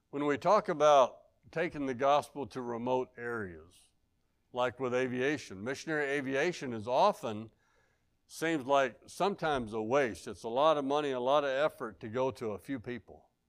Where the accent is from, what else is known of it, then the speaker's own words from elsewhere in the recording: Arkansas, United States; I'm from Arkansas.